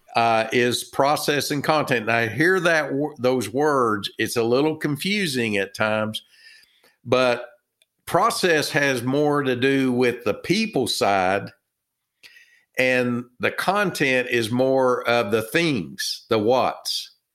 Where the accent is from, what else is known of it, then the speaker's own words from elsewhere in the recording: Texas, United States; accent: Texan; I'm from Texas, uh, by my, uh, my accent